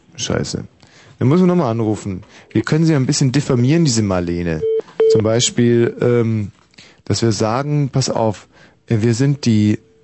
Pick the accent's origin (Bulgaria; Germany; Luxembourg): Germany; ich bin ja in der DDR groß geworden